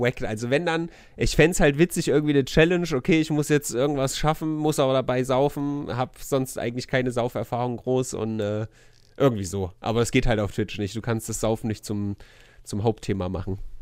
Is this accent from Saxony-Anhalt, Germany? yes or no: no; Weimar, Thuringia, Germany; ich bin ja in Erringsdorf groß geworden